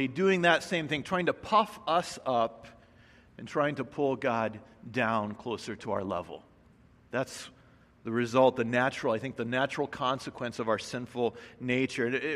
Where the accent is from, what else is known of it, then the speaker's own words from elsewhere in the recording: Midwest, United States; moved away; I grew up in the Midwest